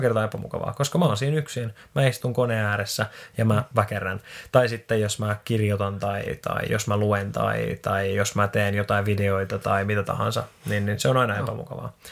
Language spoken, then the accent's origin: Finnish; Finland; moved away as an adult; also born or lived in Australia; Ja sitten mä tulin tänne Suomeen takaisin.